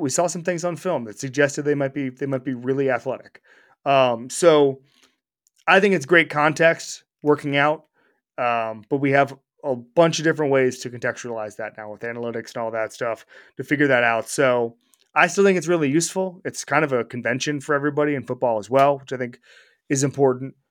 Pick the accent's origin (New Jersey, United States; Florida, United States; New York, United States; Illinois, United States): Florida, United States; Orlando; moved away; my hometown of Orlando, Florida